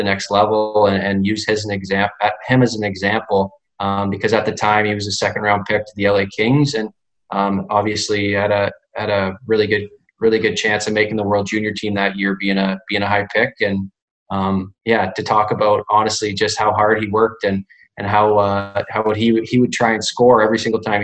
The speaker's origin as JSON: {"language": "English", "town": "Stratford", "region": "Ontario", "country": "Canada", "tie": "born or raised there", "said": "I started in Stratford, Ontario, my hometown, playing double-A hockey."}